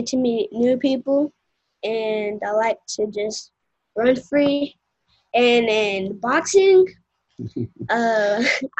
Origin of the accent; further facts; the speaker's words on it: Atlanta, Georgia, United States; also born or lived in Central Coast, California; now in California, United States; I was born in Atlanta, Georgia.